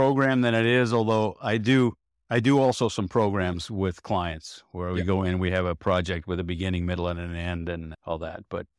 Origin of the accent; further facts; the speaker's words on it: Rye, New York, United States; I grew up outside of New York City, Westchester County.